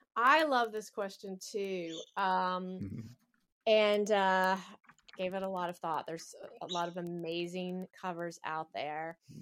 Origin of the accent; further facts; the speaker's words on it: the American South, United States; I'm from the South and I have a lot of religious baggage